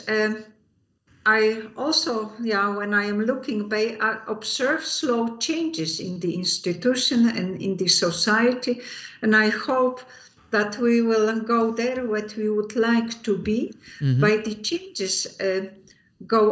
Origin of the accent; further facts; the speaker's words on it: Poland; moved away as an adult; also born or lived in Eindhoven, Netherlands; now in Netherlands; I came to the Netherlands from Poland in 85